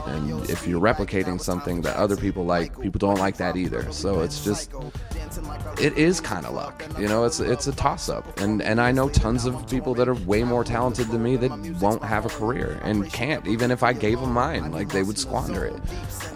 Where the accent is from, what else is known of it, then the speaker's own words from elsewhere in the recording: Chicago, Illinois, United States; moved away; also born or lived in Colorado; I was born and raised in Chicago, and then my parents moved me to Colorado because my dad got a job out there